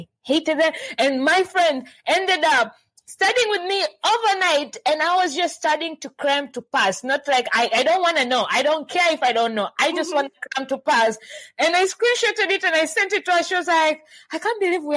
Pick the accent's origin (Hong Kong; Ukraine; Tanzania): Tanzania; I'm from Tanzania